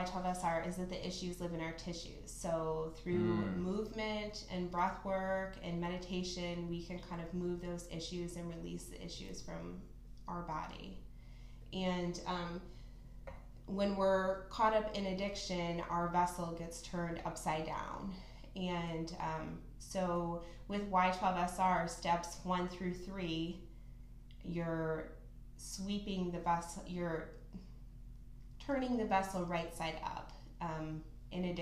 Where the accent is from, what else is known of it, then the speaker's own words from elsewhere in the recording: Perrysburg, Ohio, United States; I actually grew up in Perrysburg